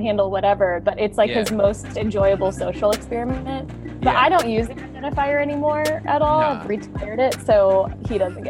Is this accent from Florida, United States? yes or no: no; St. Louis, Missouri, United States; since I grew up in St. Louis